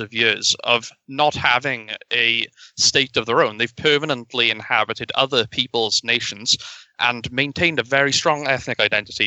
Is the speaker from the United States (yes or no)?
no; United Kingdom; being a British citizen